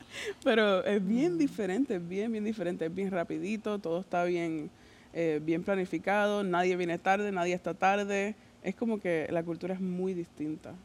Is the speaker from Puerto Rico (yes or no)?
yes; Puerto Rico; first language Spanish; moved away; Y allá, por lo en Puerto Rico, no es tanto así